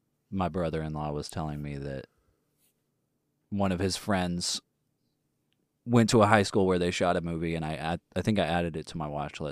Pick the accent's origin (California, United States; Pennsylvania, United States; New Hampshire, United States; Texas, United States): Texas, United States; accent: southern; I am from Texas, and if you can't tell, a southerner